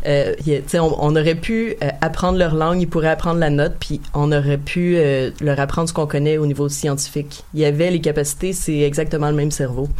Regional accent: Montreal, Quebec, Canada; je suis née à Montréal

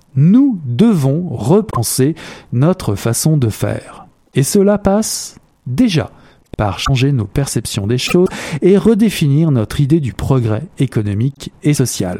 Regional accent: Canada; chez nous, au Canada

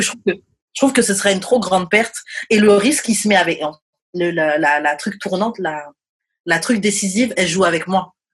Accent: France; moved away as an adult; also born or lived in Montreal; nous, en France, on dit un menu

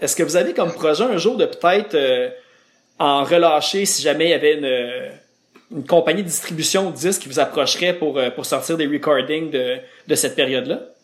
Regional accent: Laval, Quebec, Canada; je viens de Laval

